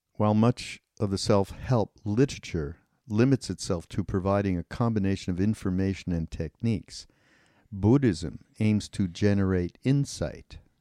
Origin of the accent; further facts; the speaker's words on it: Canada; I'm Canadian